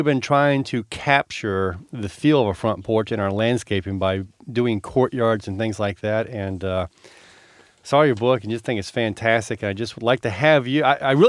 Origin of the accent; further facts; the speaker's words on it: District Heights, Maryland, United States; also born or lived in Washington, D.C.; I was born in Washington, D.C., grew up in District Heights.